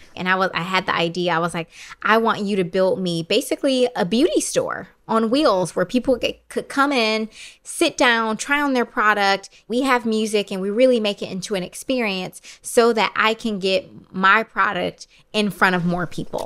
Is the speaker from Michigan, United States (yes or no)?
yes; Detroit, Michigan, United States; moved away as an adult; also born or lived in Brooklyn, New York; I could do a lot more in my hometown